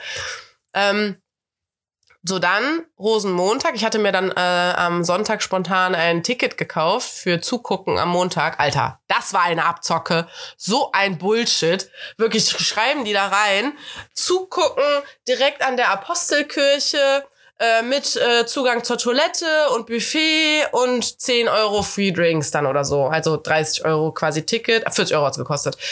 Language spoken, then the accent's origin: German; Cologne, North Rhine-Westphalia, Germany; ich bin ja Kölnerin, bin hier geboren.